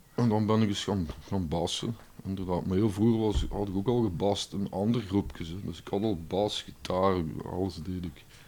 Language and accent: Dutch; Limburg, Belgium; Als Limburger